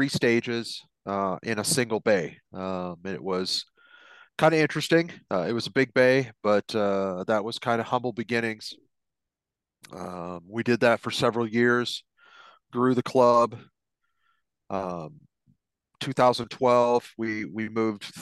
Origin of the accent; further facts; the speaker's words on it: Iowa, United States; also born or lived in Atlantic, Iowa; I grew up in Iowa